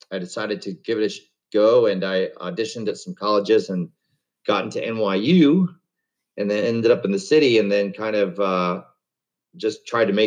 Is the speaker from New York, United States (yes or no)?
yes; Webster, New York, United States; I grew up in Webster, New York, which is a suburb of Rochester.